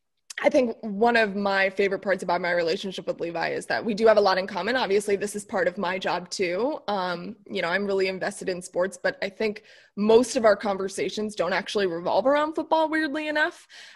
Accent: Boynton Beach, Florida, United States; moved away as an adult; also born or lived in Mississippi; I'm from South Florida, so I know that it's very different from Athens. I went to Ole Miss. So when I went to Ole Miss from South Florida

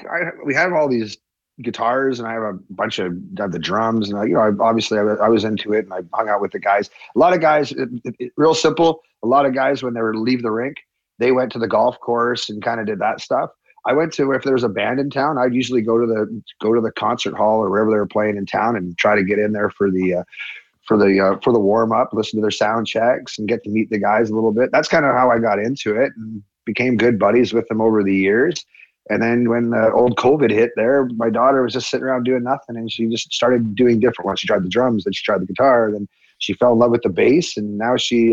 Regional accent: Hanna, Alberta, Canada; we're from Hannah, Alberta.

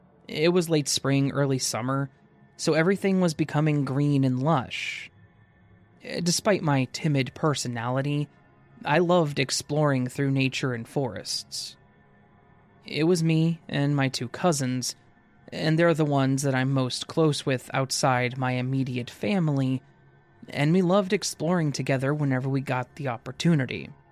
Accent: Canada; This happened when I was at my auntie's cabin. I'm from Canada, and her cabin was about a 20-minute drive away from the main national park in the southern part of the province that I live in.

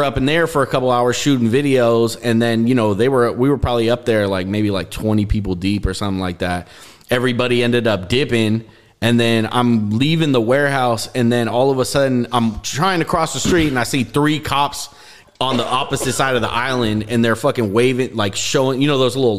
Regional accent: Richmond, California, United States; also born or lived in Berkeley, California; I'm from Richmond. Really? Yeah, I was born in Berkeley, so I'm from 27th and Andrade.

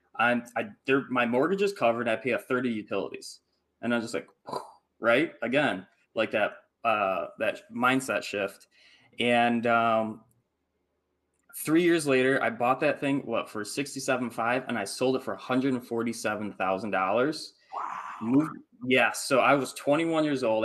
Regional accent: Michigan, United States; I grew up in Michigan, like in the Midwest, in the cold

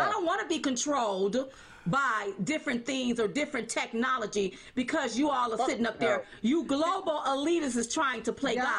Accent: United States

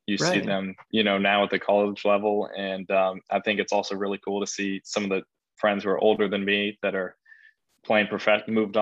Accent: Leesburg, Virginia, United States; I'm from Leesburg, Virginia

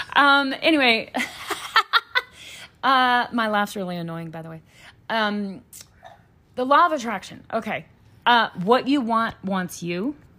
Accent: Louisiana, United States; moved away; we're from Louisiana

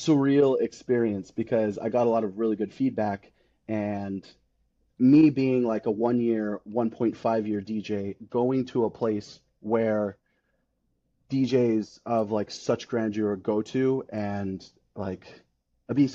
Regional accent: California, United States; born and raised California, lived there my entire life.

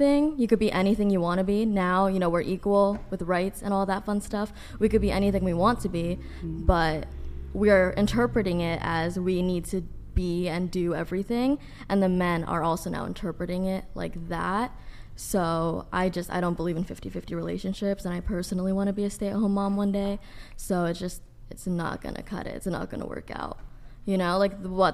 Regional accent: New York, United States; I'm from New York

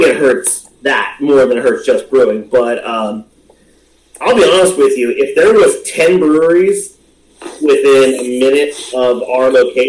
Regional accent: Pottsville, Pennsylvania, United States; I grew up in Pottsville, actually.

